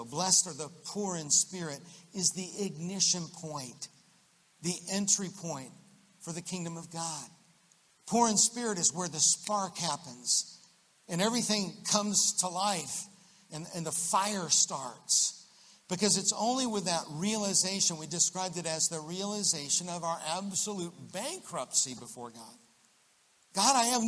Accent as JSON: {"language": "English", "region": "Central Florida", "country": "United States", "tie": "born or raised there", "said": "I grew up in Central Florida"}